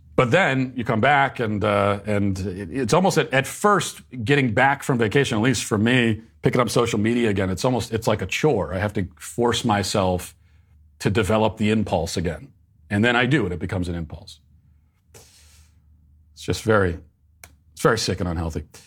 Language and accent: English; Virginia, United States; moved away; my home state of, uh, Virginia